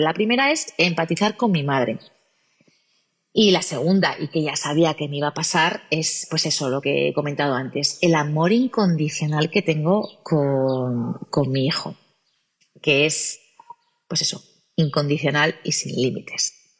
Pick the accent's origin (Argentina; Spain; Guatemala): Spain; Gijón, Asturias; nacida en Gijón, Asturias